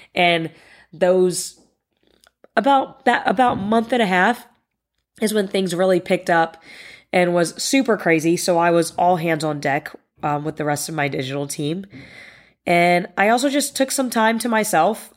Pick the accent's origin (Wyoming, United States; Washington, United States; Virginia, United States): Virginia, United States; Northern; I grew up in the Northern Virginia area